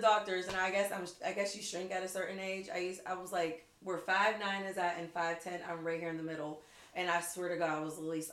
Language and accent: English; McKeesport, Pennsylvania, United States; I am from McKeesport